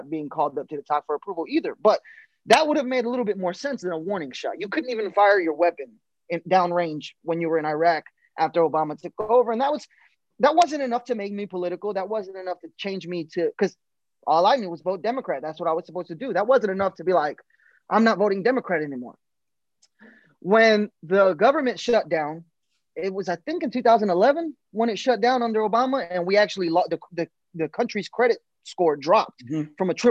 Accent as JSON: {"language": "English", "town": "Paterson", "region": "New Jersey", "country": "United States", "tie": "born or raised there", "moved": "as an adult", "lives_now": "Killeen, United States", "said": "growing up in Paterson, New Jersey, it's very liberal"}